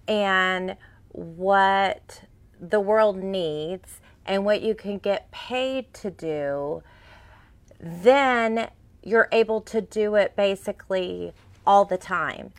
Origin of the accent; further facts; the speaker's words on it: Fort Bend County, Texas, United States; I grew up out in Fort Bend County